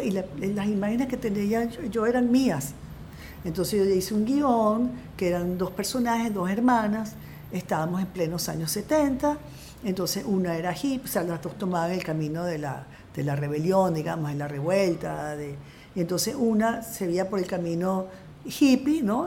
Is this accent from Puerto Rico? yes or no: no; Caracas, Capital District, Venezuela; moved away as an adult; also born or lived in France; yo seguía siendo profundamente venezolana. O sea, yo nací aquí, yo me crié aquí